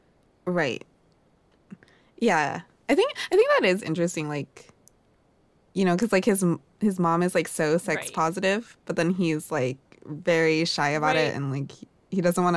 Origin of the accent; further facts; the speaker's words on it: United States; as an American